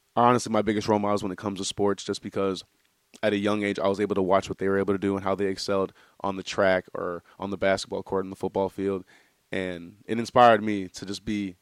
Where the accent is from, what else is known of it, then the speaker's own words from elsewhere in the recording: Midwest, United States; moved away as an adult; now in New Hampshire, United States; I'm a guy from the Midwest